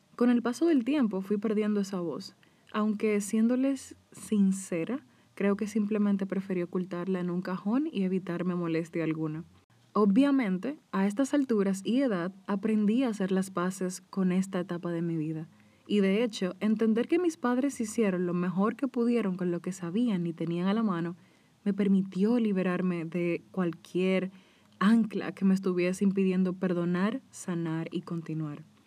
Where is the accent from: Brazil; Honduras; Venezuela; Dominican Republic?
Dominican Republic; En mi país, República Dominicana